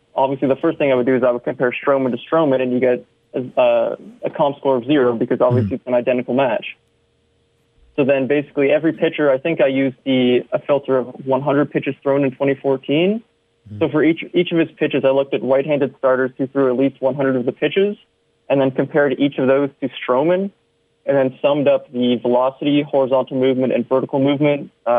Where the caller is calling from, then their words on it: Ottawa, Ontario, Canada; I'm writing from Ottawa, so I thought it was kind of clever.